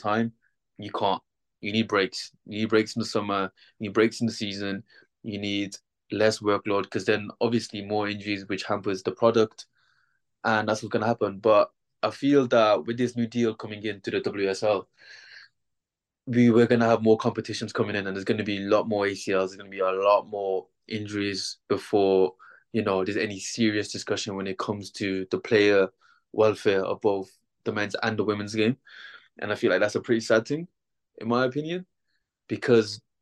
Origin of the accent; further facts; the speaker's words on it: Birmingham, West Midlands, United Kingdom; I'm from Birmingham, born and raised.